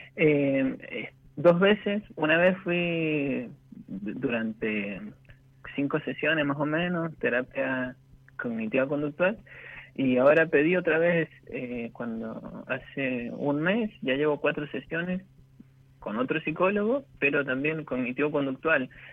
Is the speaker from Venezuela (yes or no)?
no; Mendoza, Argentina; Yo vivo en Mendoza, soy de Mendoza, nací acá